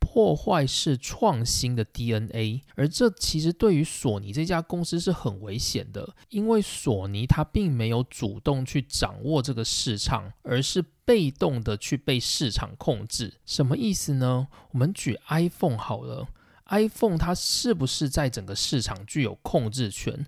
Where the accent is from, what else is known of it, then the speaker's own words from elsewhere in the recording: Taiwan; 身为台湾人的我们